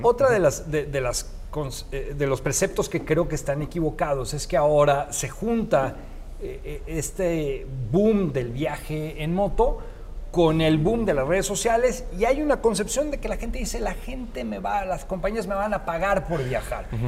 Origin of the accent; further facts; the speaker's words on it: Mexico; como mexicanos, que somos un, país que no conocemos mucho de viaje